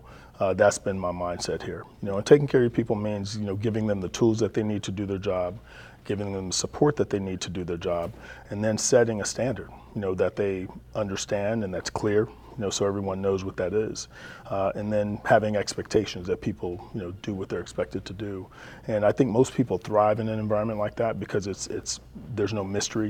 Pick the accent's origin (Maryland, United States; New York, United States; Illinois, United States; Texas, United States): Texas, United States; now in California, United States; I grew up in Texas